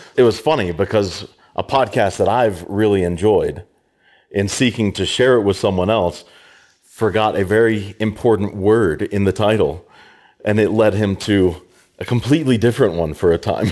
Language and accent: English; Americus, Georgia, United States; also born or lived in Tennessee / Shenandoah Valley, Virginia / Pittsburgh; now in Denison, Kansas, United States; grew up in Georgia, South Georgia, America's, not America, Americas